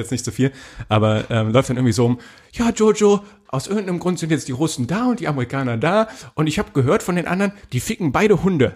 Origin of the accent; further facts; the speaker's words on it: Germany; als Deutscher oder in Deutschland